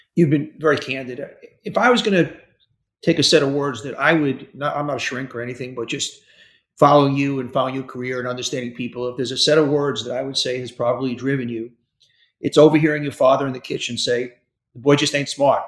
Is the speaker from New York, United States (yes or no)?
yes; New York City, New York, United States; I'm from Hollis Hills.